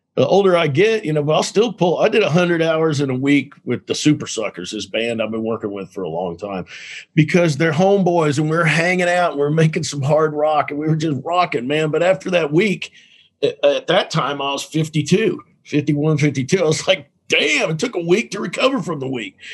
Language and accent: English; Dallas, Texas, United States; I grew up in Dallas.